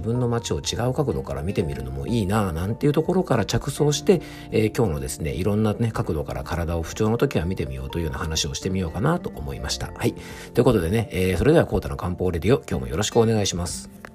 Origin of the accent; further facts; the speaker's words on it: Kofu, Yamanashi, Japan; 甲府駅ってところが僕の地元であって